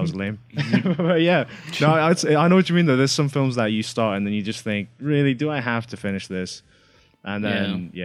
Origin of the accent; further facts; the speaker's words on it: Nepal; now in United Kingdom; I'm from Nepal, right, if anyone cares. But like, I'm actually right now in the UK.